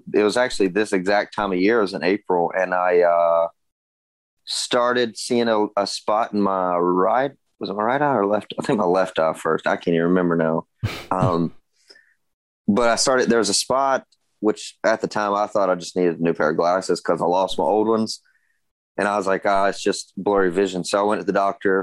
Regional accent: Gastonia, North Carolina, United States; I was born and raised here in North Carolina, right outside of Charlotte. Gastonia is the actual town

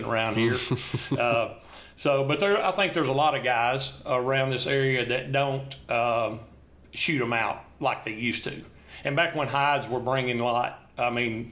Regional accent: Bath Springs, Tennessee, United States; I'm from Bath Springs, Tennessee. I've been here my entire life

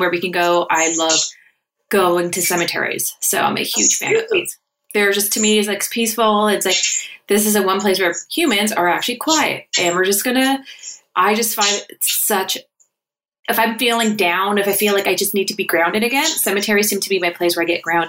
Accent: Toronto, Ontario, Canada; We grew up in Scarborough

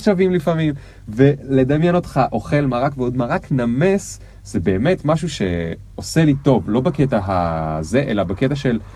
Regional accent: the Krayot, Haifa District, Israel; גדלתי בקריות

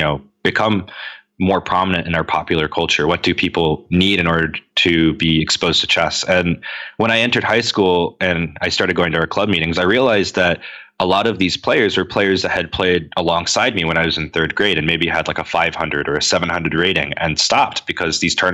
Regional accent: Henrico County, Virginia, United States; I grew up in Henrico County, so I got to meet a lot of people from the West End

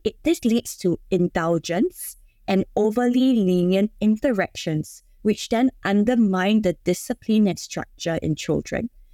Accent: Singapore; I'm from Singapore. So being in Singapore, uh, we are kind of expected by societal standards

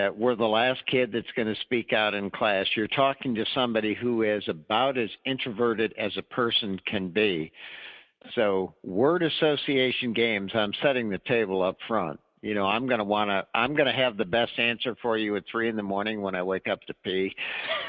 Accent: Illinois, United States; moved away as an adult; now in Charlottesville, United States; I grew up in Illinois

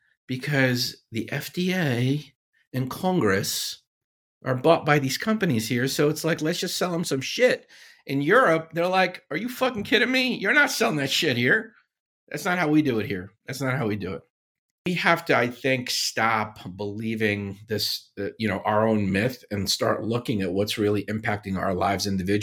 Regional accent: Syria; You guys know I grew up in Syria, right?

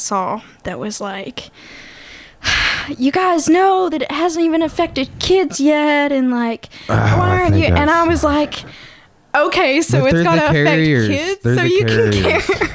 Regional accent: Hope, Arkansas, United States; moved away; I grew up in Southwest Arkansas

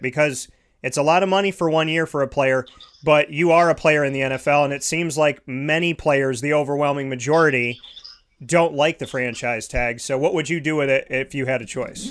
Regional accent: Syracuse, New York, United States; also born or lived in Scranton, Pennsylvania / Orlando, Florida; I grew up uh, right in central New York, uh, right on the north side, uh, 10 minutes from the dome

